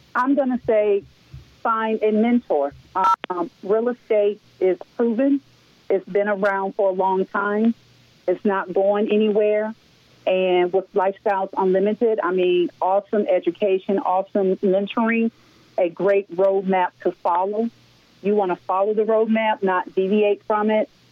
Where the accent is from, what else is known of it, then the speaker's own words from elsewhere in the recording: North Carolina, United States; now in Atlanta, United States; I'm from North Carolina, small town, single parent household. We live in poverty